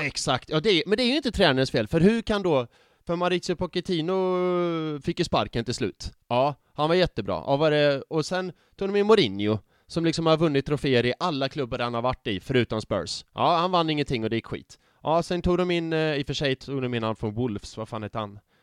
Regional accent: Värmland, Sweden; now in Gothenburg, Sweden; mina kompisar hemma i Värmland

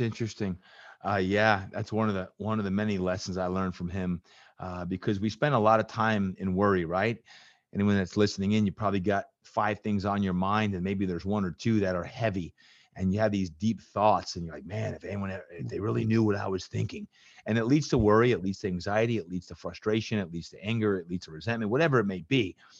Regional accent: New Jersey, United States; moved away; I was growing up in Jersey

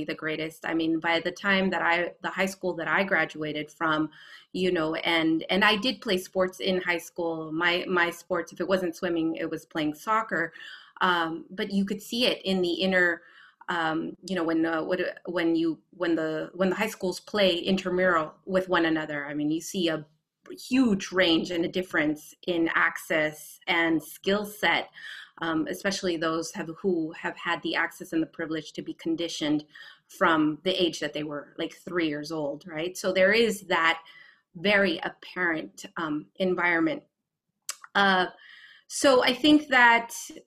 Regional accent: San Francisco, California, United States; I grew up in San Francisco.

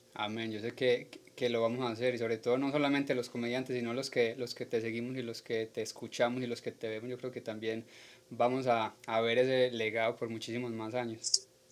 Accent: Colombia; now in United States; como colombianos

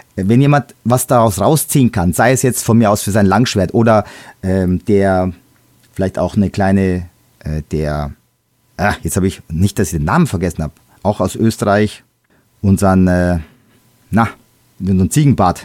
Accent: Bavaria, Germany; Bei uns in Bayern

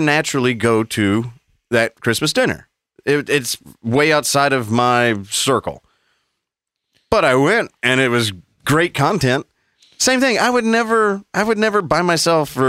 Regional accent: Southern United States, United States; accent: Southern

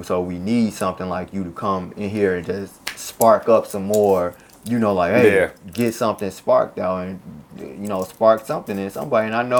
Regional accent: Chicago, Illinois, United States; and I'll be like, I'm from Chicago, and they're like, what?

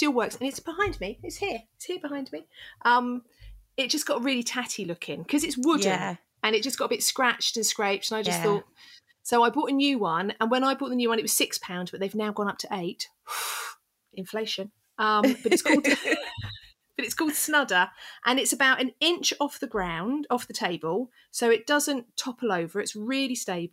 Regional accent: England, United Kingdom; I'm English.

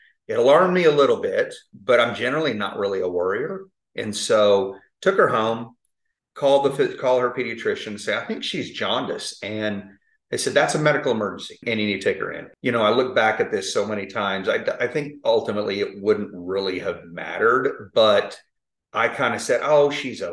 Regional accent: Tulsa, Oklahoma, United States; now in Oklahoma City, United States; I grew up in Tulsa, live in Oklahoma City now.

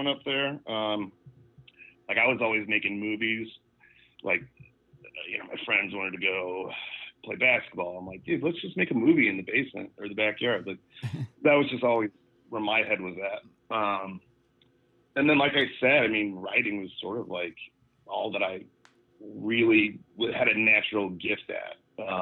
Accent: Omaha, Nebraska, United States; I was born in Omaha, Nebraska.

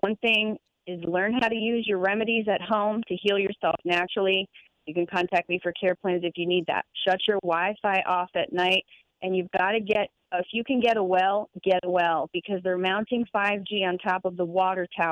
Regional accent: Florida, United States; my hometown in Florida

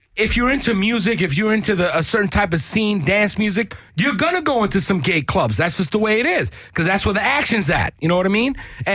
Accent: New York, United States; I'm a transsexual from the Lower East Side, okay?

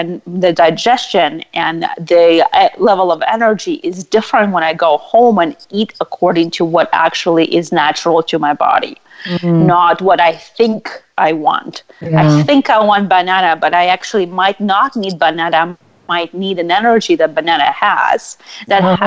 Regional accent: Russia; moved away; I was raised in Russia

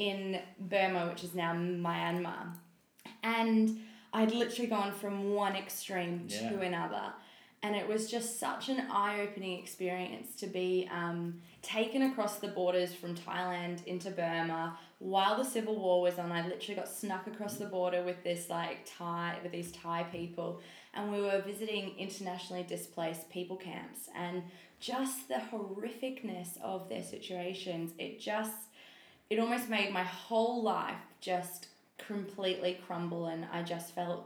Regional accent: Mornington Peninsula, Victoria, Australia; also born or lived in Canada; grew up in the Mornington Peninsula, best place on earth

